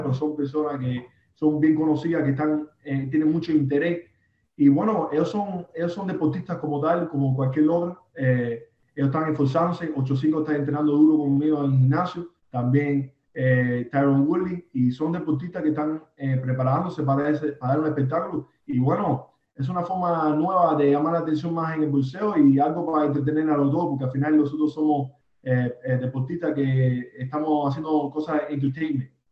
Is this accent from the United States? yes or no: yes; Miami, Florida, United States; yo nací en Alapada eh, y bueno, me crié aquí en, este pequeño barrio aquí